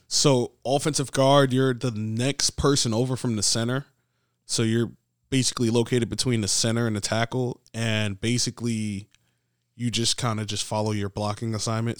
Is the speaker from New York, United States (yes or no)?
yes; New York City, New York, United States; I'm from the Bronx